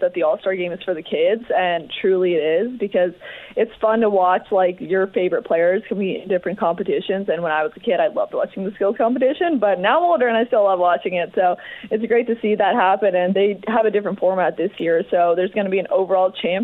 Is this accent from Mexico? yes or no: no; Toronto, Ontario, Canada; I'm from Toronto, but it's nice to be back home in Canada